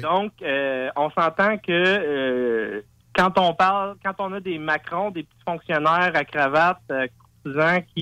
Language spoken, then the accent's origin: French; Quebec, Canada; je suis canadien, je suis québécois